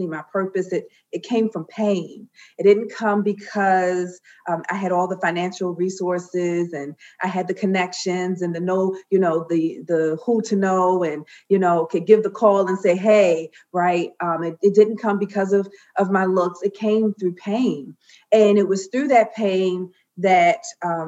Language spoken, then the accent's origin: English; Baltimore, Maryland, United States; I'm from Baltimore, B-more.